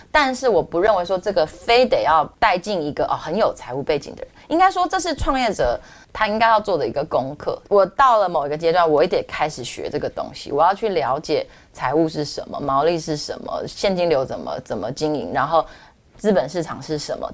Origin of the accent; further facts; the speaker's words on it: Taiwan; 从我是台湾人角度，我觉得很棒啊